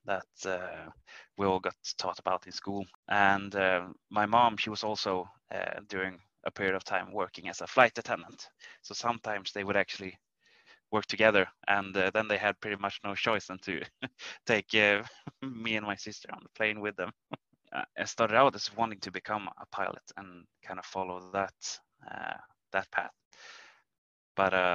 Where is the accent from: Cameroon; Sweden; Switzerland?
Sweden; Arvidsjaur, Norrbotten County; I grew up in a really small town in the northern parts of Sweden called Arvidsjaur